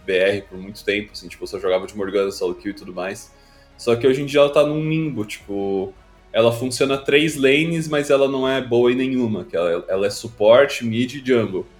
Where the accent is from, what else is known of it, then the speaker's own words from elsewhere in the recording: Rio Grande do Sul, Brazil; eu nasci e cresci no Rio Grande do Sul